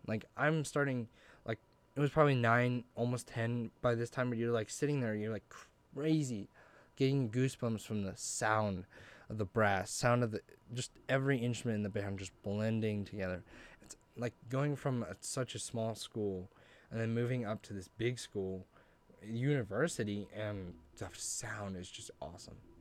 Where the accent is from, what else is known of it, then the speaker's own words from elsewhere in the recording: Grangeville, Idaho, United States; I'm originally from Grangeville, Idaho